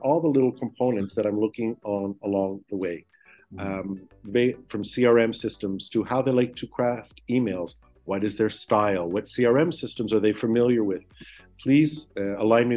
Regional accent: Toronto, Ontario, Canada; moved away as an adult; now in Israel; I'm born and raised in Toronto, Canada

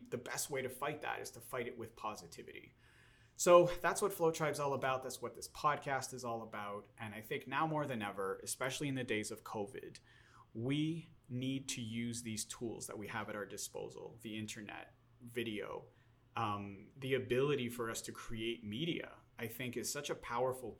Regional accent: Montreal, Quebec, Canada; now in Los Angeles, United States; I'm originally from Montreal, Canada, now living here in Los Angeles, California

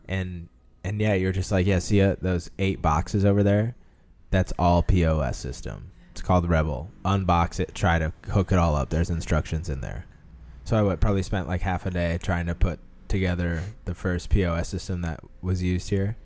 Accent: Omaha, Nebraska, United States; also born or lived in Hawaii; I uh, reside and am from Omaha, Nebraska.

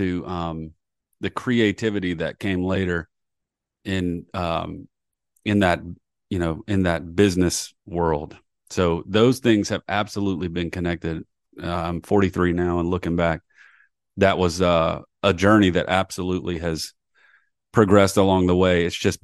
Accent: Columbia, South Carolina, United States; So I grew up in Columbia, South Carolina. And the University of South Carolina had a great, great strings program.

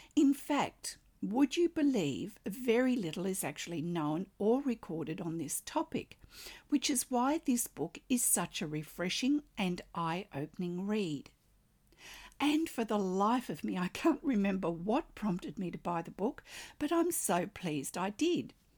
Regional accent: Australia; I'm an Australian textile artist

